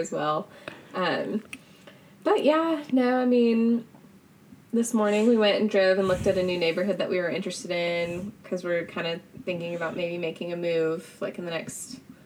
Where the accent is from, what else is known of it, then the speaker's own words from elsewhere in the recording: Franklin, Tennessee, United States; I grew up in Franklin, Tennessee